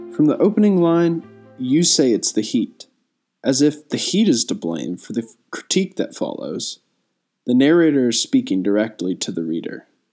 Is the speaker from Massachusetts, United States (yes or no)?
no; Fort Worth, Texas, United States; I'm a poet from Fort Worth, Texas